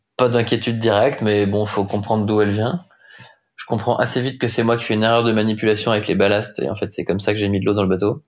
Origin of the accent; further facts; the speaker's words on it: Rennes, Brittany, France; je suis breton, j'ai grandi à Rennes